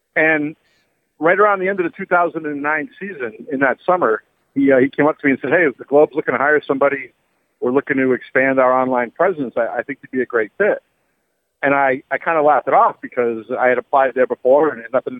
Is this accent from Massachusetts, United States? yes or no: yes; New Bedford, Massachusetts, United States; also born or lived in New York; I'm from Massachusetts. I, I grew up uh, in New Bedford, went to UMass